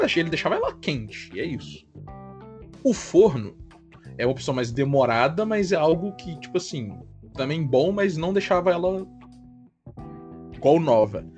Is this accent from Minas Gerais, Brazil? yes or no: yes; Minas Gerais, Brazil; Como bom mineiro